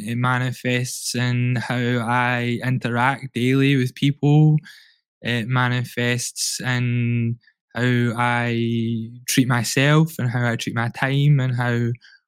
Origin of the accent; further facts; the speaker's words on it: Glasgow, Scotland, United Kingdom; I grew up in the East End of Glasgow